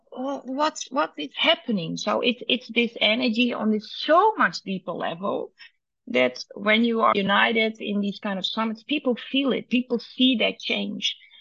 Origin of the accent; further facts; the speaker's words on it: Netherlands; born and raised in Holland